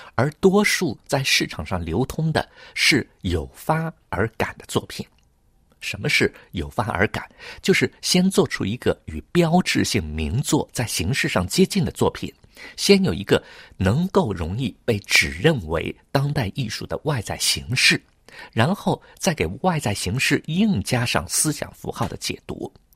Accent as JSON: {"language": "Chinese", "town": "Hangzhou", "region": "Zhejiang", "country": "China", "tie": "born or raised there", "moved": "yes", "lives_now": "Paris, France", "said": "小的时候，在杭州"}